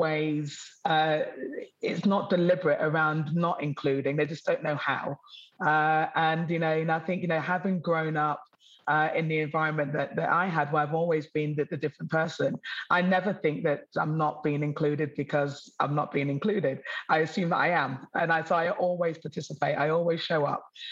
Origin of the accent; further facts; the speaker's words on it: Newark-on-Trent, East Midlands, United Kingdom; now in Sydney, Australia; I grew up in Middle England, historical Newark on Trent